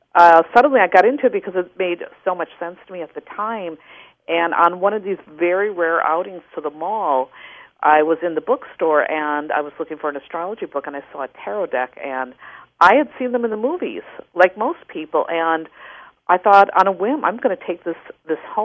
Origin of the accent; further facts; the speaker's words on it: Wisconsin, United States; I grew up in Wisconsin.